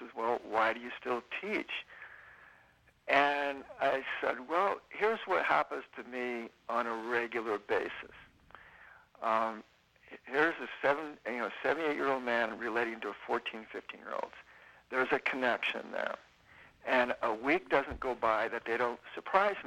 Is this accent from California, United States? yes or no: yes; California, United States; also born or lived in Nevada City / Sacramento; my wife and I and family, we've been pretty much, you know, born and raised in California